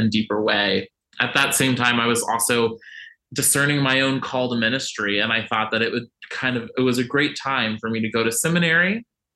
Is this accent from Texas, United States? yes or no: no; Virginia Beach, Virginia, United States; I grew up in Virginia Beach, Virginia, which is one of the most conservative cities in the country